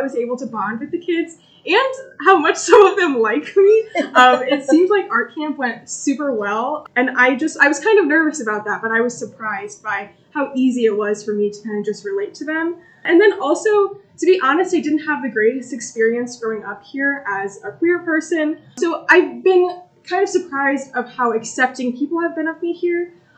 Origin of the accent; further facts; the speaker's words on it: Rapid City, Illinois, United States; also born or lived in Hampton / Cordova; I grew up in Rapid City